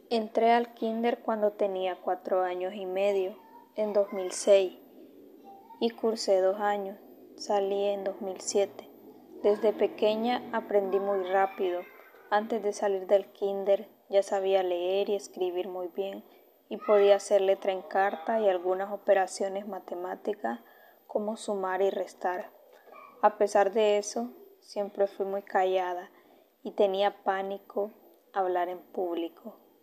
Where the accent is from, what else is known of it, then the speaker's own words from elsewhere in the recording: Olanchito, Yoro, Honduras; Nací en Olanchito Oro el 25 de mayo del 2021